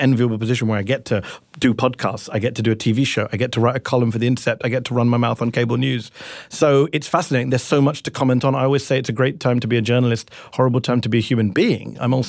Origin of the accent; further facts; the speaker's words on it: United Kingdom; now in United States; Hey, I'm a British journalist in the U.S., and I keep getting compared to Piers Morgan